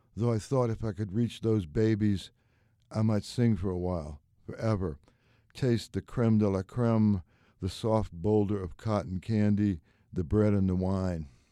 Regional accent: New Orleans, Louisiana, United States; moved away; I was born and raised in New Orleans

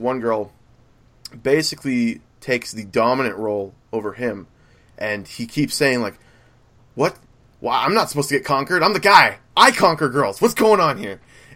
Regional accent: United States; I'm American

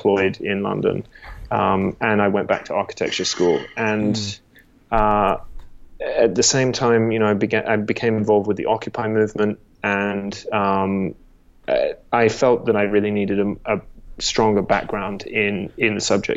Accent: Australia; born or raised there; also born or lived in England

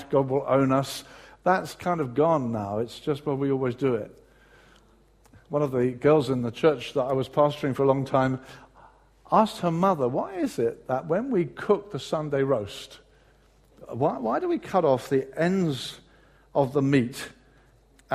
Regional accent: Brighton, South East England, United Kingdom; moved away; in my hometown of Brighton, when I was living there

